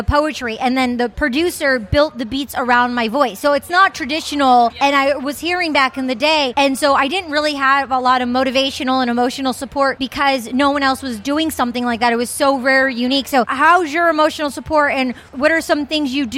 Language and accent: English; Detroit, Michigan, United States; I'm from Detroit